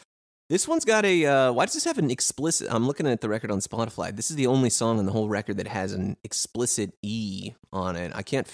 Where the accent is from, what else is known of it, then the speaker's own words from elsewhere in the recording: United States; It's very funny to listen to that as an American